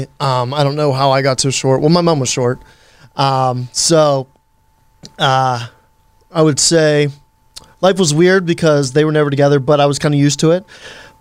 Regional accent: Western Pennsylvania, United States; also born or lived in Butler, Pennsylvania / New York City; I'm from Western Pennsylvania, small town, Lower Borough, Pennsylvania. I lived there till about fifth grade.

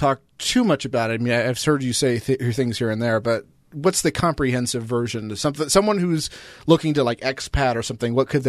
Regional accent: Las Vegas, Nevada, United States; I'm from Vegas

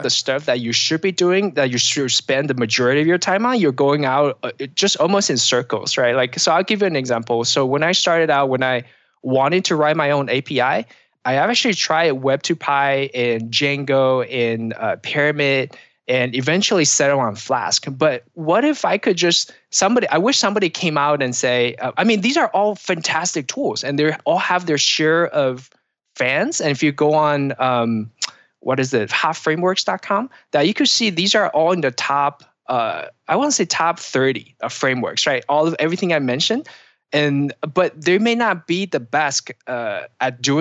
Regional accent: Pacific Northwest, United States; Um, so I'm from the Pacific Northwest

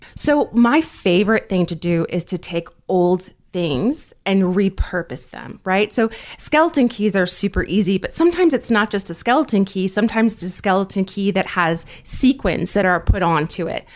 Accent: New Jersey, United States; also born or lived in North Carolina; my father was transferred to New Jersey when I was very young, so I did grow up in New Jersey

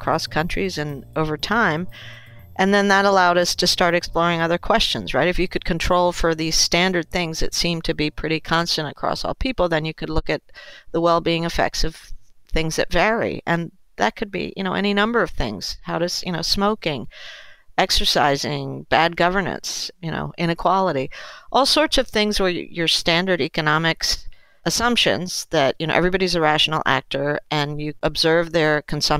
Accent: Peru; I was born in Peru

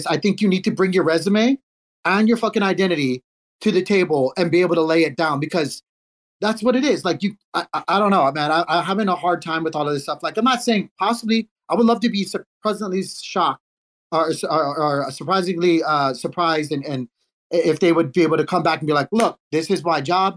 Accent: United States; I'm an American

